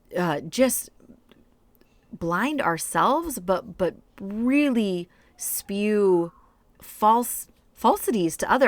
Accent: United States; moved away; I grew up in rural white America

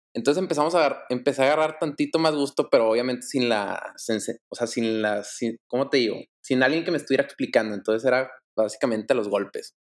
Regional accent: Monterrey, Nuevo León, Mexico; Yo soy, soy aquí originario de Monterrey, crecí en Monterrey, he vivido toda mi vida en Monterrey.

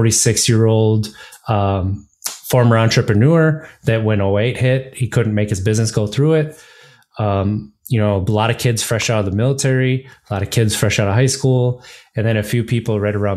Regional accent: Wisconsin, United States; moved away as an adult; now in Virginia, United States; growing up in Wisconsin

